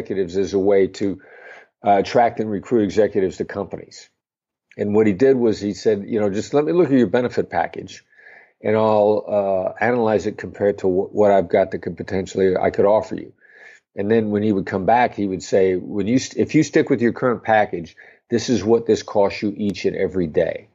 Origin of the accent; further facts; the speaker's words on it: Midwestern United States, United States; I grew up in the Midwestern United States